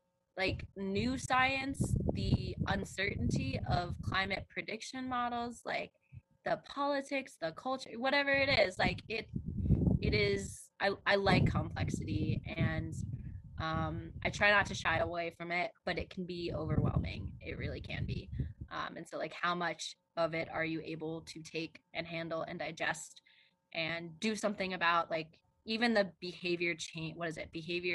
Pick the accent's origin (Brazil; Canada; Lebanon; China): China; born there; I was born in China, and other people that I know who I love in my life have pretty negative perceptions of China